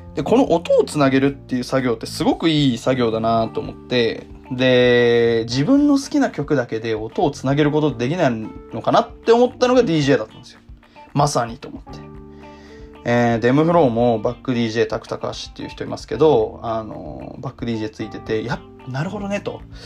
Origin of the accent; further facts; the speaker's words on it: Tokyo, Japan; moved away as an adult; also born or lived in Yokohama; now in Osaka, Japan; 東京で生まれて、えー、東京で育ってですね